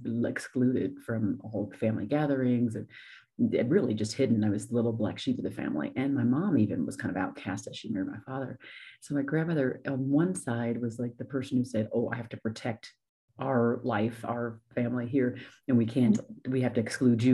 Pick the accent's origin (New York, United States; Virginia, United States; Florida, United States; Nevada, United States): Nevada, United States; Las Vegas; moved away as an adult; also born or lived in Columbus, Ohio; I'm actually originally from Ohio, Columbus, but I moved there when I was 9 and grew up in Las Vegas, Nevada. And then I moved from there when I was 23.